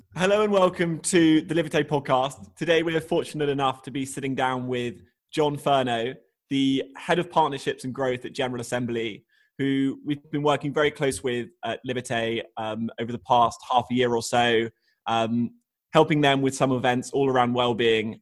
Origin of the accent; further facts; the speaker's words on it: Australia; growing up in Australia